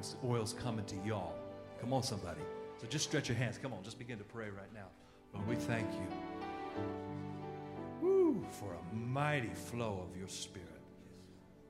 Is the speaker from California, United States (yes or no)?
yes; California, United States; I'm from California